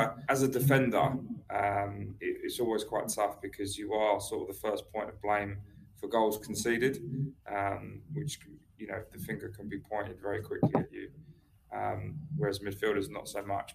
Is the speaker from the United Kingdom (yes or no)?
yes; Brighton, South East England, United Kingdom; also born or lived in Gloucester / Germany / outside London; when I was 6 years old, my dad moved to Brighton. So, and I've never moved since.